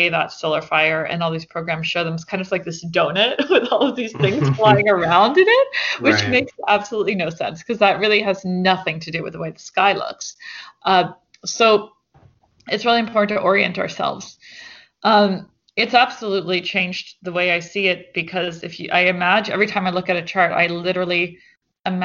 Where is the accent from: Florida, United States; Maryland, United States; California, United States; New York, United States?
New York, United States; New York City; I grew up here in New York City